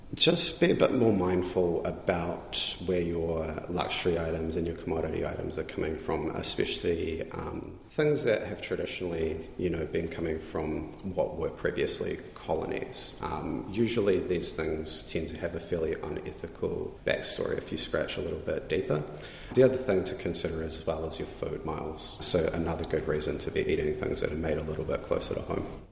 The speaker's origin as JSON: {"language": "English", "country": "New Zealand", "said": "I'm tangata whenua, um, I'm Māori"}